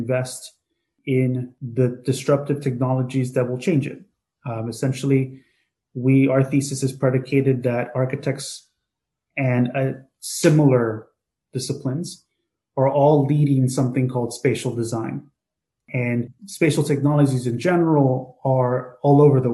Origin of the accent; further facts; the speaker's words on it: Hialeah, Florida, United States; moved away as an adult; also born or lived in New York; born and raised in the Cuban community of Hialeah, Florida